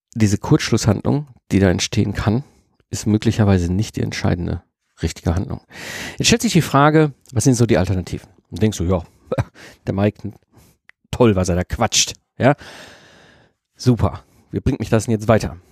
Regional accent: Ruhr area, North Rhine-Westphalia, Germany; ich wurde halt als Kind im Ruhrpott in E hineingeboren. Ne? Also, ne, wenn du im Ruhrpott groß wirst

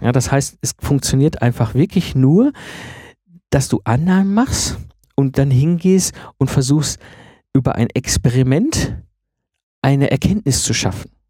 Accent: Germany; für uns als Deutsche

